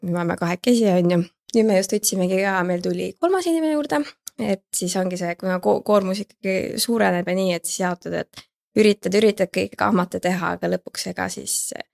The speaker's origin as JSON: {"language": "Estonian", "town": "Tallinn", "region": "Harju County", "country": "Estonia", "said": "ma siis olen Tallinnast pärit"}